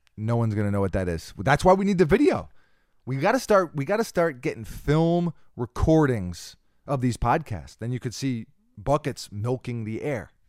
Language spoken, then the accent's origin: English; New York, United States; we're from New York